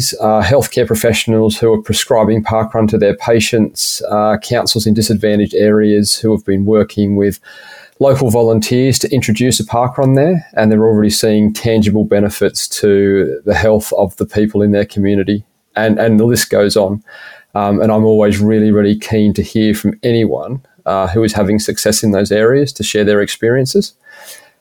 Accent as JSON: {"language": "English", "town": "Shellharbour", "region": "New South Wales", "country": "Australia", "tie": "born or raised there", "also_born_or_lived": "Canberra / United States / United Kingdom", "accent": "slight British lilt", "moved": "as an adult", "said": "I was born and bred in Shell Harbour, which is down near Wollongong. Lived here pretty much till I was 18."}